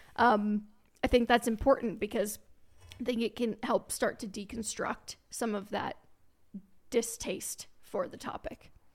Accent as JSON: {"language": "English", "region": "northern Kentucky suburb of Cincinnati", "country": "United States", "tie": "born or raised there", "also_born_or_lived": "Alabama / Dallas, Texas", "moved": "as an adult", "lives_now": "Colorado, United States", "said": "I grew up in Cincinnati, a, an, actually, it was a northern Kentucky suburb of Cincinnati, Ohio"}